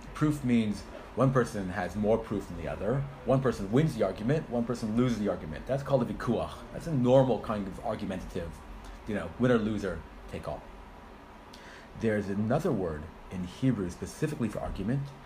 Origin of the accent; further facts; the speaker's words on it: United States; moved away as an adult; also born or lived in Israel; now in United Kingdom; I'm originally from America